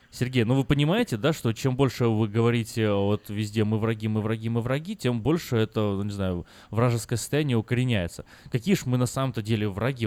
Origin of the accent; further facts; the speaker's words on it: Crimea, Ukraine; now in United States; мы же с Крыма